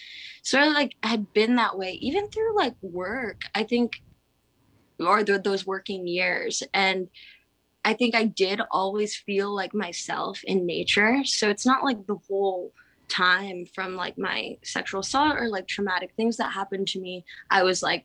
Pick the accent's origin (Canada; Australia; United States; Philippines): Philippines; I think that might have to do with like being Filipino, island energy, and like my dad moved back to the Philippines and we FaceTime and we have the same background.